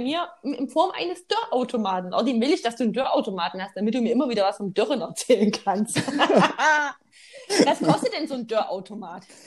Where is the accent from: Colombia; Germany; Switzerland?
Germany; Saxony; accent: Saxon; unserem sächsischen Dialekt